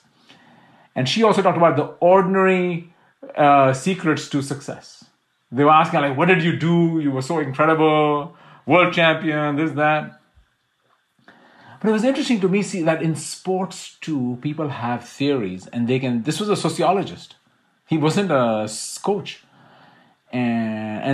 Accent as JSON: {"language": "English", "country": "India", "said": "I'm Indian."}